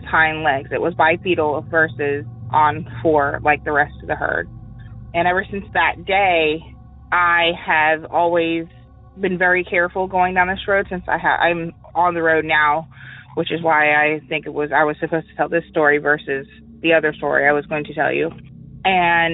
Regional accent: St. Augustine, Florida, United States; also born or lived in Hastings, Florida; I'm from St. Augustine, Florida

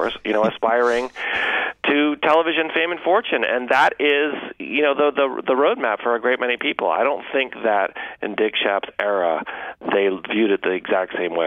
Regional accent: Massachusetts, United States; I grew up in Massachusetts

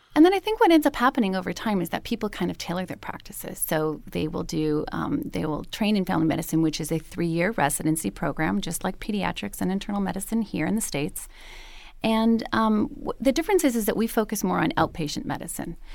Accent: Montreal, Quebec, Canada; now in Los Angeles, United States; I'm from Montreal

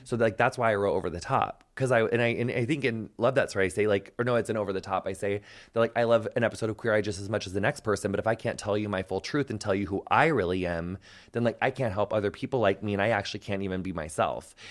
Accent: United States; I'm American

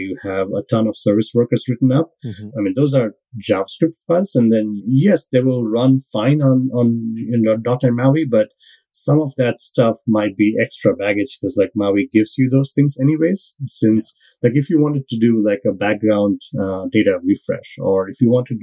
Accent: India; moved away as an adult; now in United States; I'm Indian born. So I am went to college in India, and I've you know, lived in the US for the last, you know, 22 years

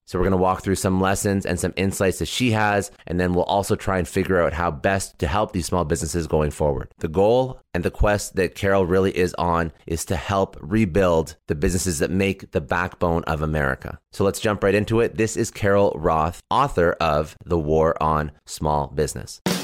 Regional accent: Canada; I'm actually Canadian

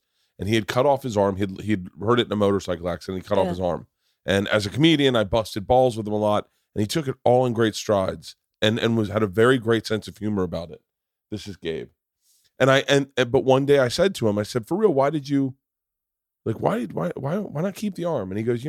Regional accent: Tampa, Florida, United States; I went to school in Florida State. I grew up in Tampa.

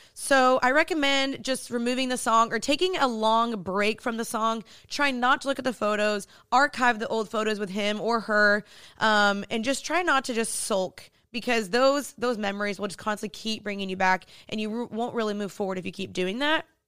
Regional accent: Dallas, Texas, United States; moved away as an adult; now in Los Angeles, United States; I'm originally from Dallas, Texas, but I moved to L A two years ago

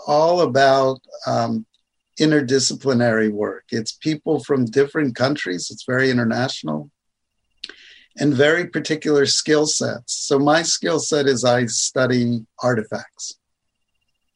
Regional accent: United States; now in Canada; I was born in the States, but now I'm Canadian

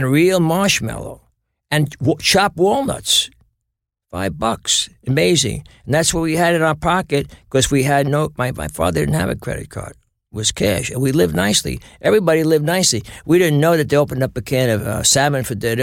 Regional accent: New York City, New York, United States; also born or lived in Flushing, Queens / Bayside, Queens; I was born in Astoria.

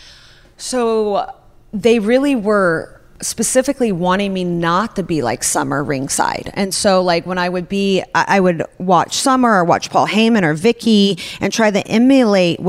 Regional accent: Russia; moved away; I grew up in Russia

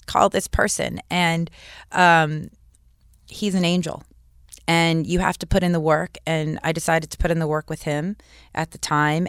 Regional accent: Malibu, California, United States; I grew up in Malibu

